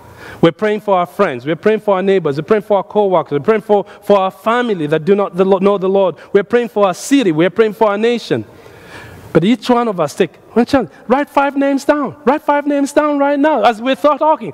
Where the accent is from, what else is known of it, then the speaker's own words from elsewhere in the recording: Nairobi, Kenya; now in United States; when I was growing up in Nairobi, we did something at our church in Nairobi as a young man